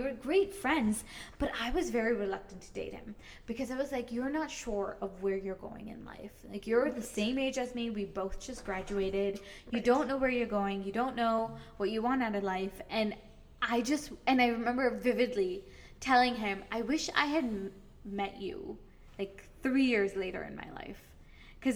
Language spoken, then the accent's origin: English; United States; I grew up in America